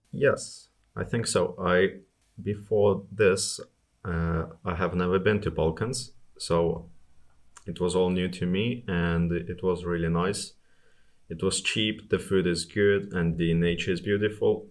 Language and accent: English; Estonia; I'm from Estonia. It, it gets really nasty there in the winter